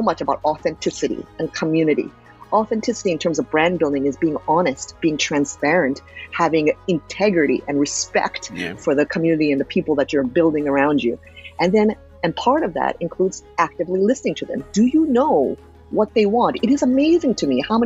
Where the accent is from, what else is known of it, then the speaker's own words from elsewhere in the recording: United States; also born or lived in Japan; raised in the United States